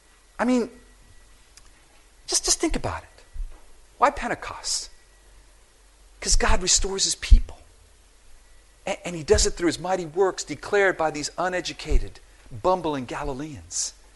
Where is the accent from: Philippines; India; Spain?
Philippines; I'm from the Philippines. I speak Tagalog.